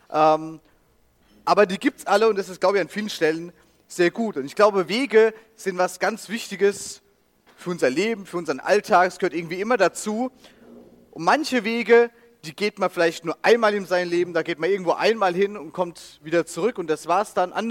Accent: Rhineland-Palatinate, Germany; dann hier links ist Rheinland-Pfalz, das ist meine Heimat, das ist auch ein bisschen größerer Fleck dann.

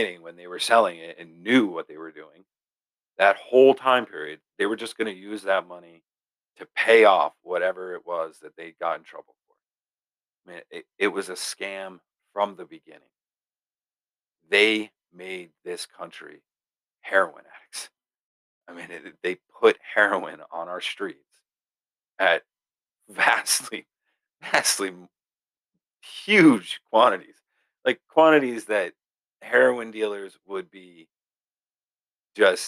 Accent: Castleton, Vermont, United States; my hometown, Castleton, Vermont

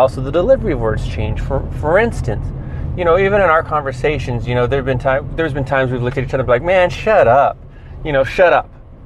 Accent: Santa Cruz County, California, United States; I came from Santa Cruz County

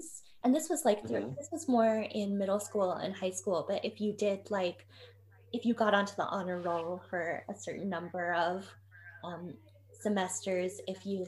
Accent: Ogden, Utah, United States; I grew up in Ogden, Utah

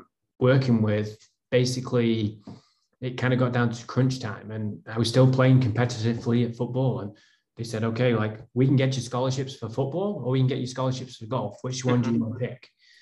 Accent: the north of England, United Kingdom; I mean, I'm from North England.

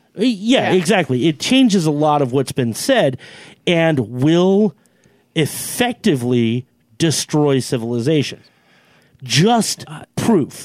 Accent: Finley, United States; I'm from Finley

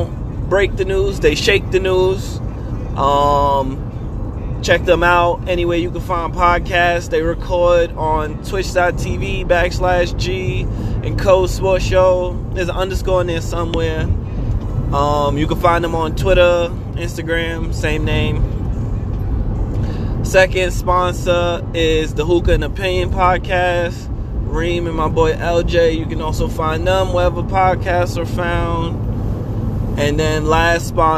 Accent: Brooklyn, New York, United States; I'm from Brooklyn

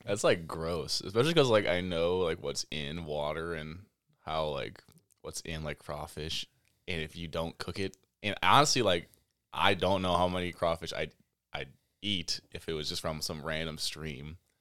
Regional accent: Baraboo, Wisconsin, United States; I was born and raised in Baraboo

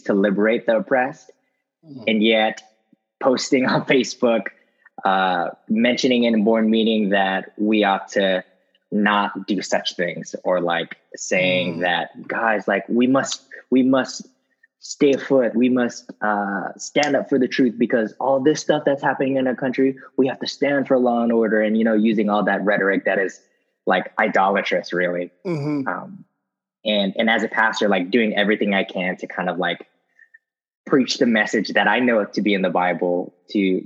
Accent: Los Angeles, California, United States; moved away as an adult; now in Fort Myers, United States; I'm a LA native, so I was born and raised in Southern California

